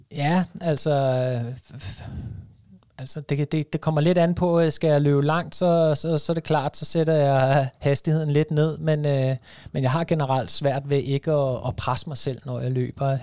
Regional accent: Vestegnen, Capital Region of Denmark, Denmark; jeg er jo fra Vestegnen, så, så jeg er jo selvfølgelig Brøndby-fan

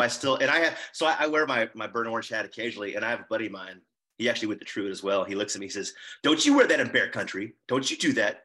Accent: Austin, Texas, United States; now in Waco, United States; we're both from Austin, Texas

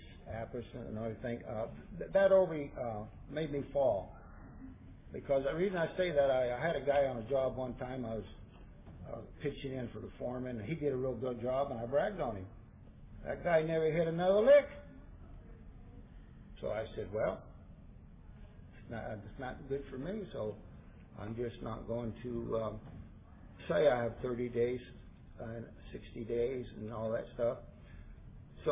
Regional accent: Santa Cruz, California, United States; I'd born and raised in Santa Cruz

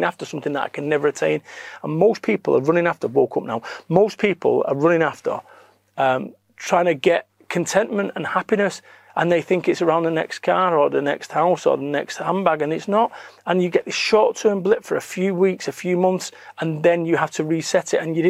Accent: Salford, North West England, United Kingdom; I am from Salford, Manchester

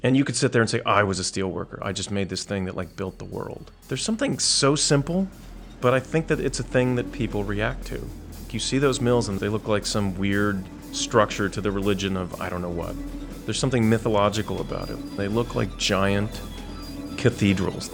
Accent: Pittsburgh, Pennsylvania, United States; moved away as an adult; I've since then been drawn back to my hometown

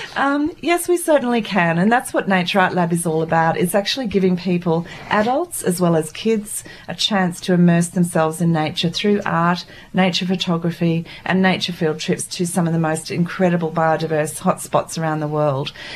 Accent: Papua New Guinea; moved away; I was born and brought up in Papua New Guinea

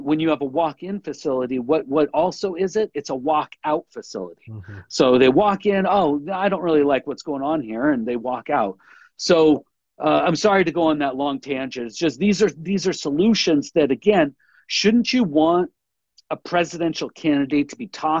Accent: Washington, United States; we're from Washington State

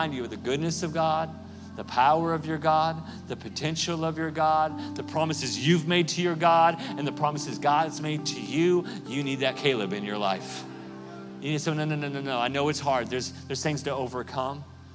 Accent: Oklahoma, United States; I'm from Oklahoma.

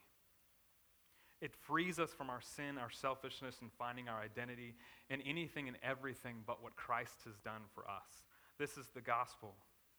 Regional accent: South Florida, United States; moved away as an adult; now in Midwest, United States; I'm originally from Florida, so I came up here a couple of years ago to help plant the church with Dwayne.

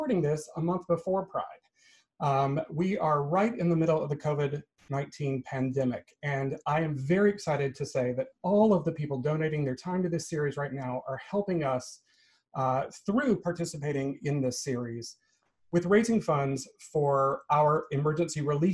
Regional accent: Georgia, United States; Atlanta, Georgia, my home state

